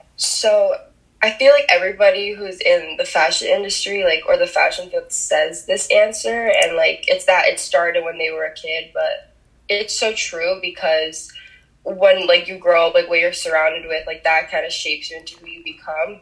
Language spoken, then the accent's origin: English; New Jersey, United States; first language Spanish; English is a second language; I was actually born and raised in New Jersey, and I still live here to this day in a really small town